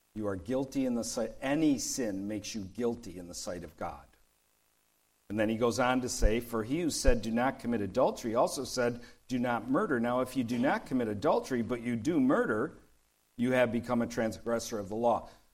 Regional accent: Detroit, Michigan, United States; I grew up in Detroit, and there was a street nearby called Gratiot.

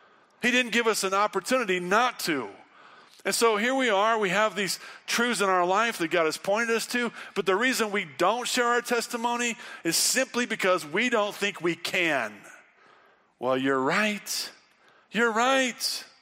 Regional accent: United States; I'm an American.

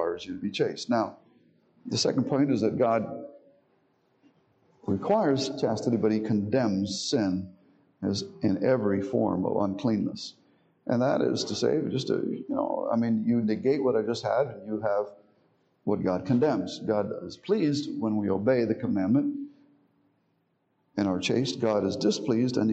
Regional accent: Miami, Florida, United States; Growing up in Miami, I had Protestant friends

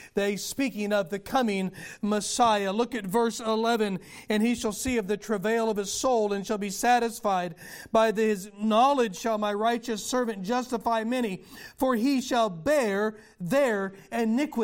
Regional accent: United States; I'm an American

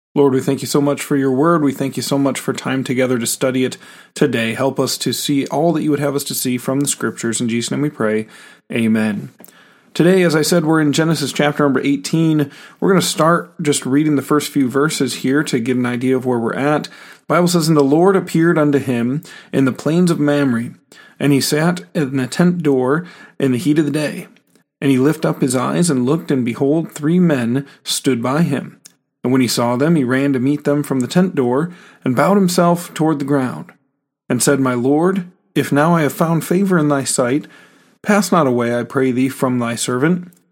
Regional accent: United States; as American Christians.

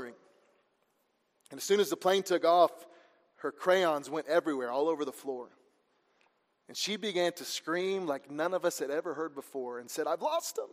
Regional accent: Missouri, United States; also born or lived in Georgia; pretty much raised in Missouri there

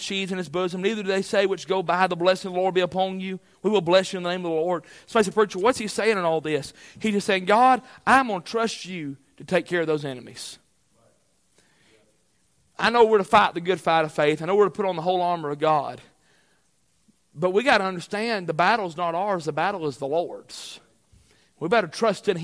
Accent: United States; I'm an American citizen

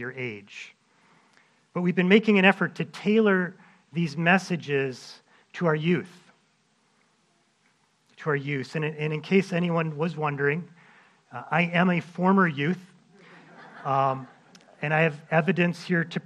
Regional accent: Minnesota, United States; my years growing up in Minnesota.

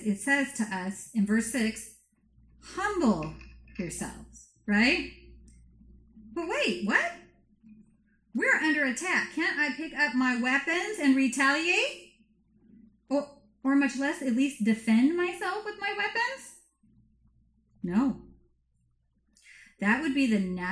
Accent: United States; we're so American

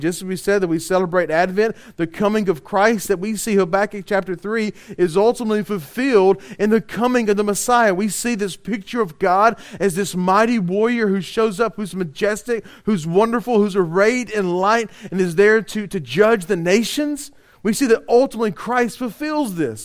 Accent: Louisiana, United States; we're from Louisiana

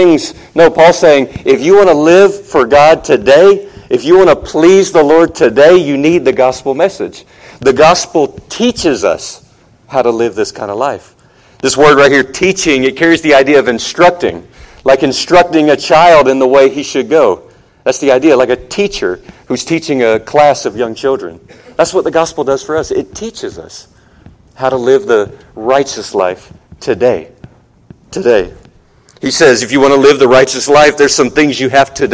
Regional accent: Charleston, South Carolina, United States; moved away as an adult; also born or lived in Outer Banks, North Carolina; now in Ecuador; I grew up in Charleston and up in the Outer Banks, North Carolina.

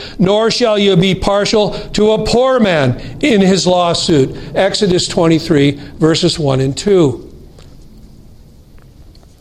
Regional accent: United States; As an American Christian

